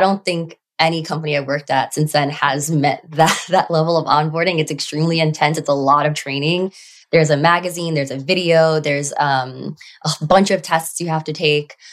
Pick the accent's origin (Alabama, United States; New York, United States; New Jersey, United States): New York, United States; New York City; I grew up on Staten Island